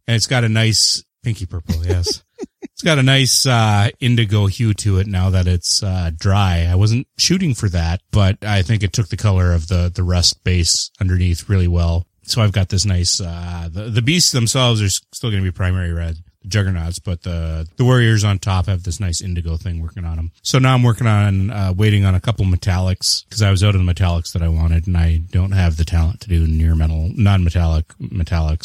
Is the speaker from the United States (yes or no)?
no; Canada; I am the Canadian